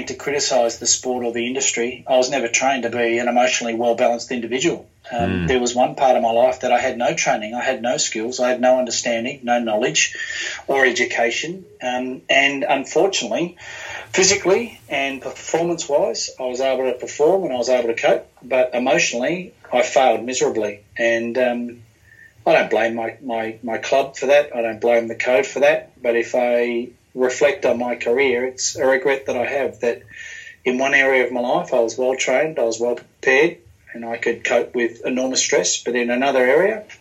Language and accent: English; Australia; also born or lived in New Zealand; I was born in New Zealand with my sister. Mum's Australian. And we moved from New Zealand to Australia when I was three. So I've lived here all of my life